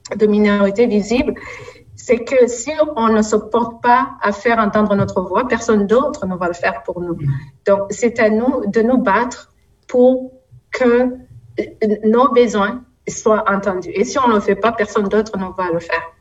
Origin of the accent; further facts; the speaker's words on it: London, Ontario, Canada; je suis de London, comme Ariel